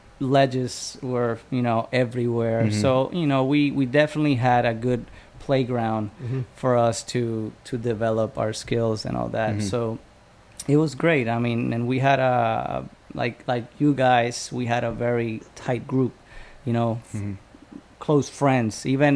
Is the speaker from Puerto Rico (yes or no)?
yes; San Juan, Puerto Rico; moved away; also born or lived in California; where I grew up in San Juan. It was, we lived in the same complex building.